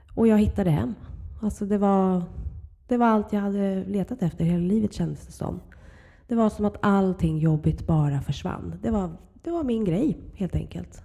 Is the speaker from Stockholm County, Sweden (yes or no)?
yes; Huddinge, Stockholm County, Sweden; Jag växte upp i Flemingsberg i mm. Huddinge kommun.